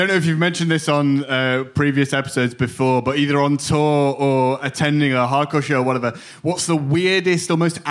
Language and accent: English; Sheffield, Yorkshire and the Humber, United Kingdom; now in Germany; I'm from Sheffield, but I live in Germany now